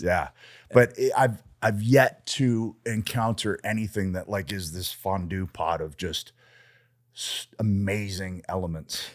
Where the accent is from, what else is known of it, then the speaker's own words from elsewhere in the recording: Canada; I'm Canadian